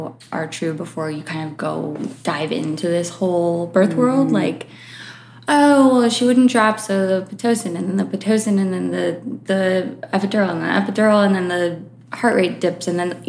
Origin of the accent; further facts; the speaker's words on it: Connecticut, United States; born there; also born or lived in Florida; now in Los Angeles, United States; I was born in Connecticut.